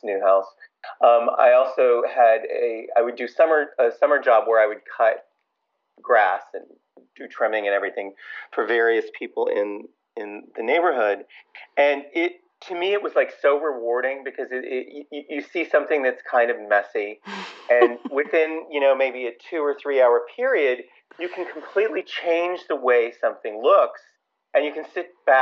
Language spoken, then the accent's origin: English; Louisville, Kentucky, United States; moved away as an adult; also born or lived in Miami / California; now in New York, United States; I grew up in Louisville, Kentucky.